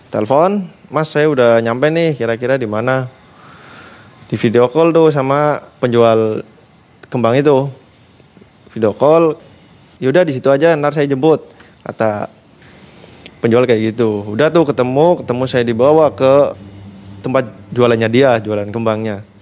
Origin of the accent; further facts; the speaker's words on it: Tegal, Central Java, Indonesia; saya orang tegal saya bilang gitu